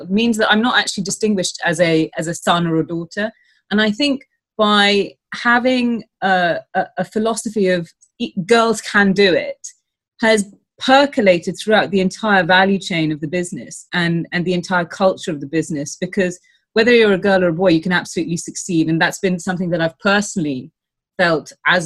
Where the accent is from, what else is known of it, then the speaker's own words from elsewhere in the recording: United Kingdom; I'm, you know, British, and we're both British, but, you know, our heritage and culture is Indian